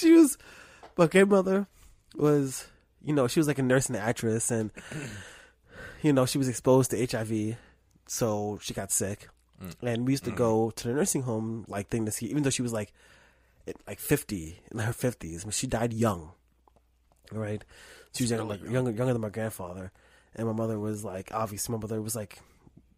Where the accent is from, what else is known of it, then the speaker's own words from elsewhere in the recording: New York City, New York, United States; I grew up near near Rucker Park in Harlem